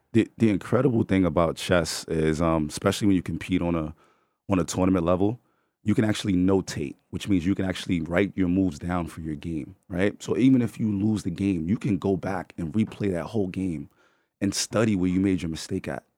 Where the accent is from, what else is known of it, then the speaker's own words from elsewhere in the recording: New York City, New York, United States; We're from the Bronx